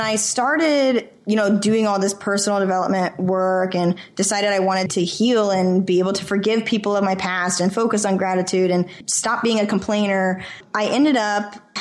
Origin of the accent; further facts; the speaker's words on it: Idaho, United States; moved away; also born or lived in California; I'm born and raised in Idaho.